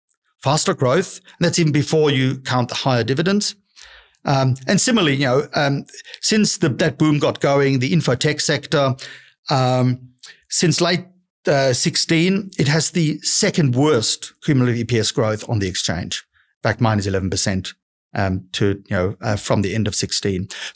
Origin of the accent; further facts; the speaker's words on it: Australia; we're Australian investors, but we obviously do look at the US